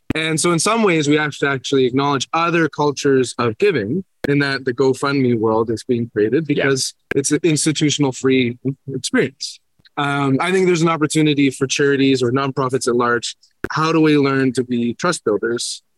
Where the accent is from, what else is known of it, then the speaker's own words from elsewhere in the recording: Canada; I'm from Canada